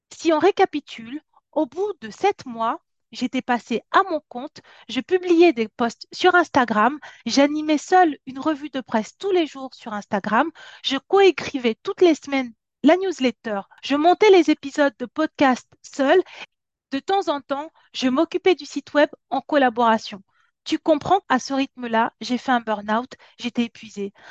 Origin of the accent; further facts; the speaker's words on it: France; also born or lived in Cameroon; Je suis née en Afrique, je suis venue en France, j'avais 8 ans